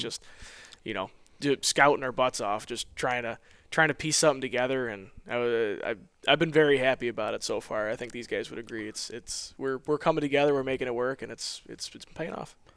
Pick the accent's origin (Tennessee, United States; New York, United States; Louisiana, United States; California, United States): New York, United States; Western; I'm from Western New York. I'm about four hour drive from Coble Skill, um, right up on Lake Ontario.